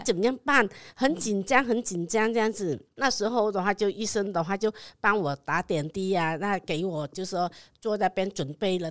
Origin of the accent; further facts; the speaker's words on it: Vietnam; Chinese is a second language; moved away as an adult; now in Taiwan; 我来自越南的，啊，二零 零二年的时候开始过来台湾